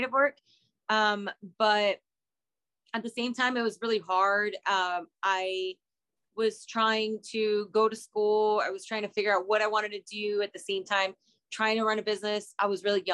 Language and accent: English; Reynosa, Tamaulipas, Mexico; now in San Antonio, United States; I was born in Reynosa, Tamaulipas in 87.